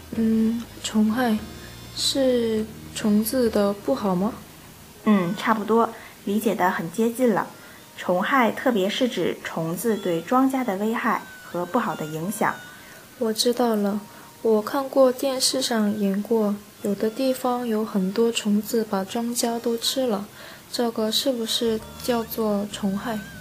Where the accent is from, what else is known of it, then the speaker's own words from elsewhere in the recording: South Korea; 我是来自韩国的